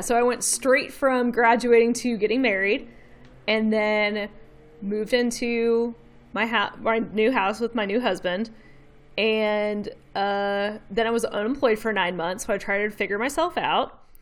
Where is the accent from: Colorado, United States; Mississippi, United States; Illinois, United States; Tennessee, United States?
Tennessee, United States; Memphis; accent: Southern; I've lived here my whole life